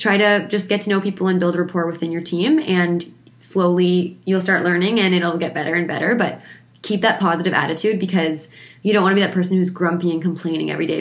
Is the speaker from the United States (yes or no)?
no; Ontario, Canada; moved away; I'm from Ontario